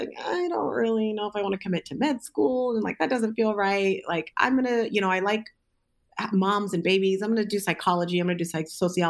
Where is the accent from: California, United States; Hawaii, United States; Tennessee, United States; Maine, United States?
California, United States; Southern; moved away as an adult; also born or lived in Alaska; now in Detroit, United States; I am originally from Southern California